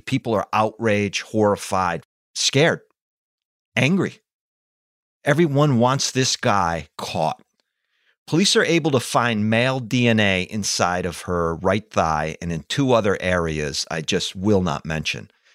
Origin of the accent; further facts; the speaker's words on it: East Hartford, Connecticut, United States; walking to school one day in grammar school in East Hartford, Connecticut